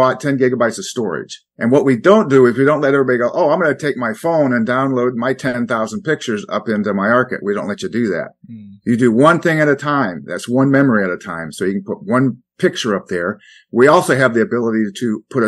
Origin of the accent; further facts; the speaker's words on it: Iowa, United States; I grew up in the Midwest in Iowa